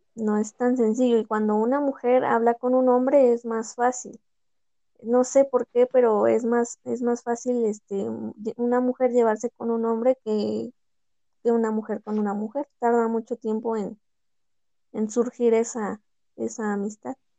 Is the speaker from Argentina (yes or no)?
no; Pachuca, Hidalgo, Mexico; yo soy de aquí de Pachuca